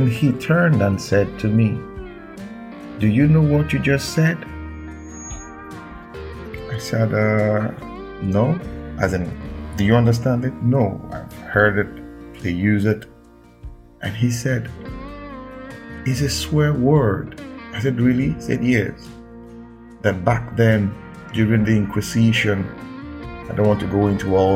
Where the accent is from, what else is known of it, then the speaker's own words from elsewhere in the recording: Nigeria; I'm a Nigerian